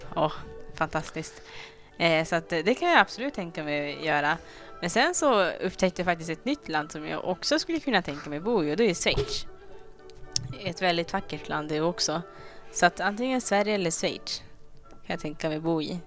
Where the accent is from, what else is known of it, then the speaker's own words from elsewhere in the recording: Rwanda; first language Kinyarwanda; Swedish is a second language; now in Sweden; Vi kommer ju från Rwanda